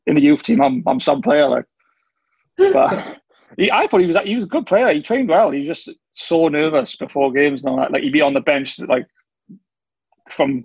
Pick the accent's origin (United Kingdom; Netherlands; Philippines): United Kingdom; Wales; growing up in Wales